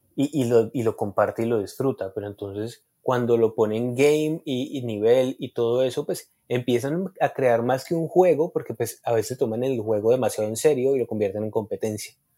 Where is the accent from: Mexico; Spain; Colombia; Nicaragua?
Colombia; nosotros como colombianos